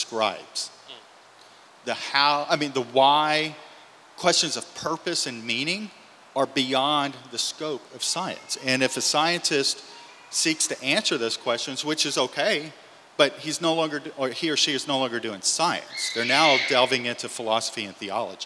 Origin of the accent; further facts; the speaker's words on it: Louisiana, United States; I grew up in Louisiana